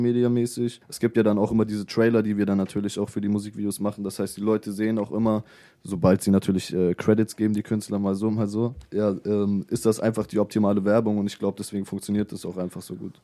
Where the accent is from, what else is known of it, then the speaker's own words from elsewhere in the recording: Hanover, Lower Saxony, Germany; Ich komme aus Hannover.